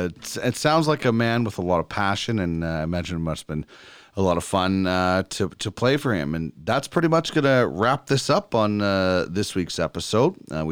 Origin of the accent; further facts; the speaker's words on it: Brandon, Manitoba, Canada; I grew up in Brandon, Manitoba